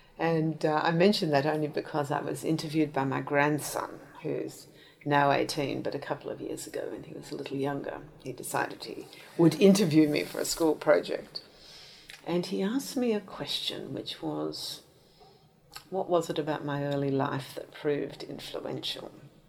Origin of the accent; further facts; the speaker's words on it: Quetta, Balochistan, Pakistan; born there; I was born in Quetta, which in those days was in India, although it's now in Pakistan, on the northwest frontier.